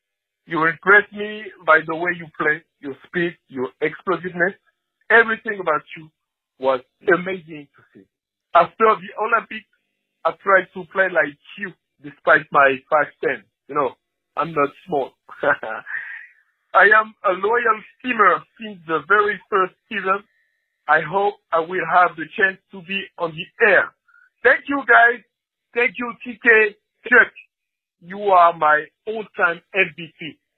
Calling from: France; I'm calling from France.

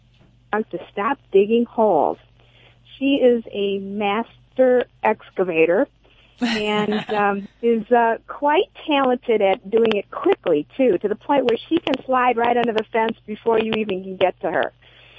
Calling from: Ann Arbor, Michigan, United States; I'm calling from Ann Arbor, Michigan.

